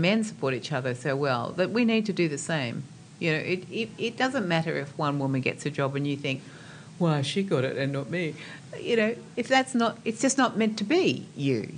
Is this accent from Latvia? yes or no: no; Australia